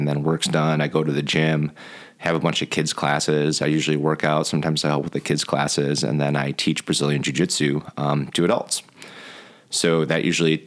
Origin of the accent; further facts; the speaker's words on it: Cedarburg, Wisconsin, United States; we're both from Cedarburg